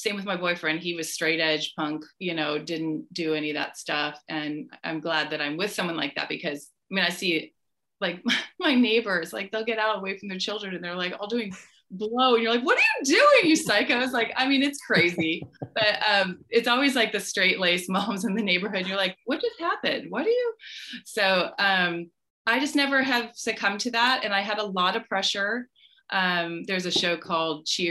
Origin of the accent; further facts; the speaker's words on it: Orange County, California, United States; also born or lived in Seattle / Lake Tahoe / Colorado / New York; we moved when I was 3 down to Orange County. And that's where I was basically raised, because I went to school here